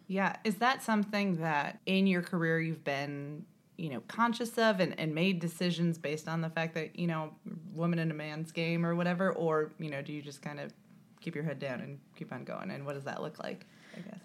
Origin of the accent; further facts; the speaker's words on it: Indiana, United States; I'm from Indiana